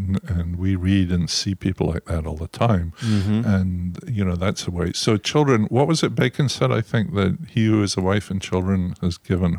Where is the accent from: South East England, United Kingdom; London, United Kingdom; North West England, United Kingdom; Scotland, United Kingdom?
Scotland, United Kingdom; now in United States; You know, the most positive thing you ever say in Scotland is, I mustn't grumble.